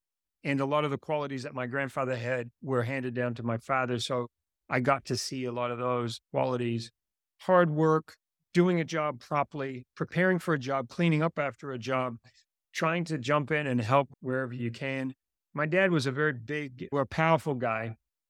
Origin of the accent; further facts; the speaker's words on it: Antigua & Barbuda; And growing up in Antigua, I was a bit of a free spirit. I used to ride my bicycle all over the island.